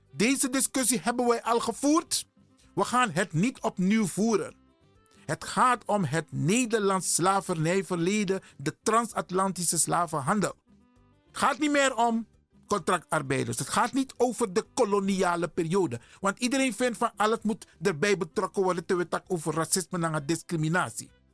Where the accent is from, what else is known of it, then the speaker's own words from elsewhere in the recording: Suriname; ik ben een Surinamer